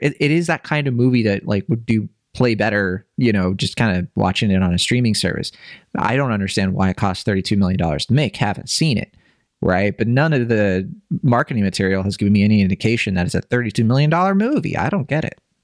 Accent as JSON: {"language": "English", "region": "Virginia", "country": "United States", "tie": "born or raised there", "said": "I grew up in Virginia"}